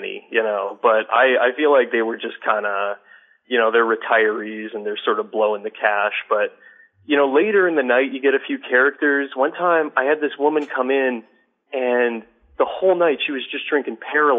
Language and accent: English; Canada; I'm from Canada.